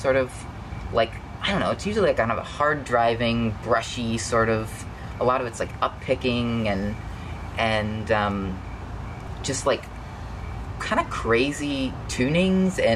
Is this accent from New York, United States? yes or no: no; Louisville, Kentucky, United States; I grew up in in Louisville